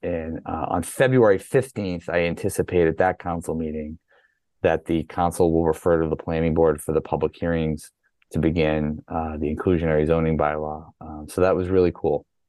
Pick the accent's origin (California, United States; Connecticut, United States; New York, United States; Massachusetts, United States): Massachusetts, United States; moved away as an adult; also born or lived in North Carolina; I grew up here, moved back here in 1999